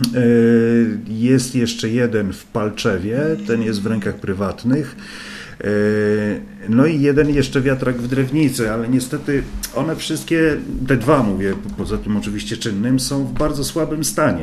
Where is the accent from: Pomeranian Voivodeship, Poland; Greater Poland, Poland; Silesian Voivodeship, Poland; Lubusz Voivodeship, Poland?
Pomeranian Voivodeship, Poland; Gdańsk; ja jestem z Gdańska